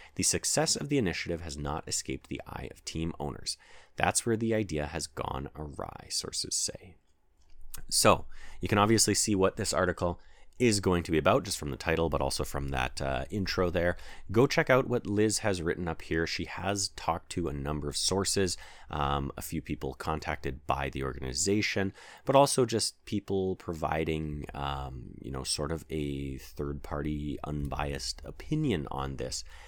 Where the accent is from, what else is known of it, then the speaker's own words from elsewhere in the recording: Canada; as we are all Canadian